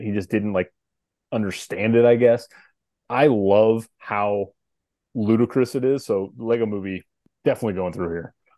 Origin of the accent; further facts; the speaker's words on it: St. Louis, Missouri, United States; St. Louis here in my hometown